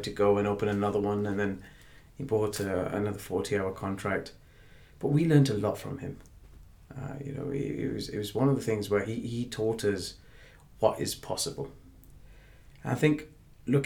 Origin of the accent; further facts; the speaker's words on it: Oxford, South East England, United Kingdom; also born or lived in Blackburn, Lancashire / Pakistan / Leicester; from the age of, say, 10 or 11, we were in Oxford. And that's where I grew up and did my education.